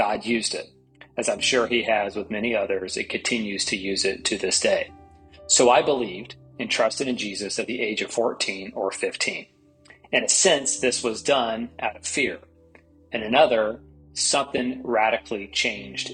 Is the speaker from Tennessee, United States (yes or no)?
yes; East Tennessee, United States; I grew up as Catholic in East Tennessee